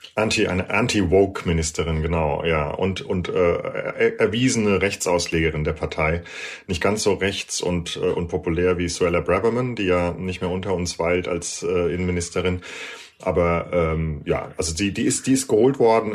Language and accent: German; Germany; now in United Kingdom; bei uns in Deutschland